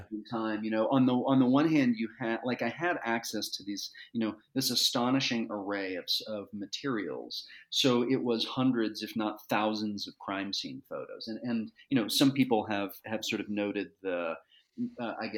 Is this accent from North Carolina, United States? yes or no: no; Dallas, Texas, United States; I grew up in Dallas, Texas, and my dad was in the district attorney's office